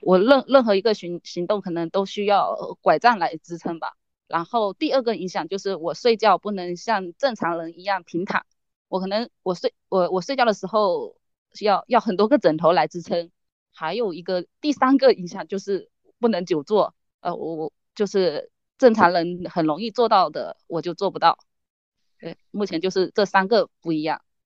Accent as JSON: {"language": "Chinese", "region": "Fujian", "country": "China", "said": "我来自福建"}